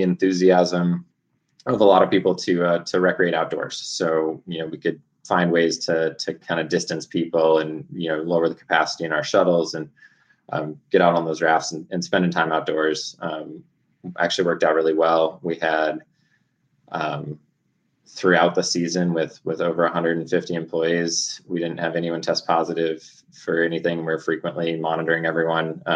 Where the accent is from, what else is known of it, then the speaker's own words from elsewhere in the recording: Alaska, United States; moved away; also born or lived in Ecuador / Oregon; Started off growing up in Alaska